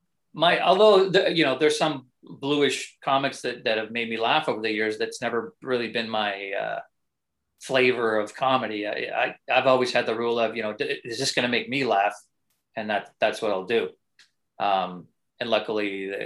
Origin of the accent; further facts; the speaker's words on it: Canada; as a Canadian